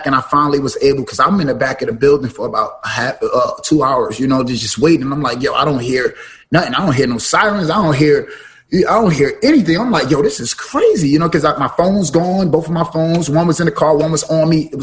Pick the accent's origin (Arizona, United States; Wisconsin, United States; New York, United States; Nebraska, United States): New York, United States; New York City; also born or lived in Brooklyn; now in New Jersey, United States; I'm from parts like that. I'm from Bama's, East New York